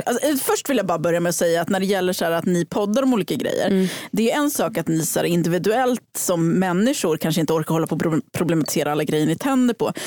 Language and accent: Swedish; Hudiksvall, Gävleborg County, Sweden; moved away; jag kom från Hudiksvall, där super man tre gånger i veckan